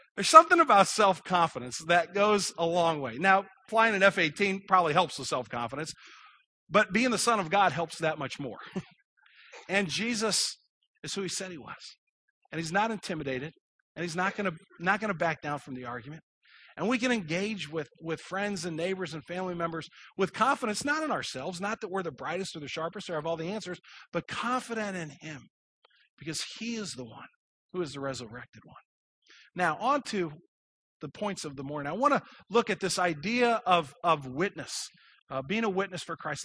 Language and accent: English; Kirkwood, Missouri, United States; I grew up in Kirkwood, I know exactly where East Madison is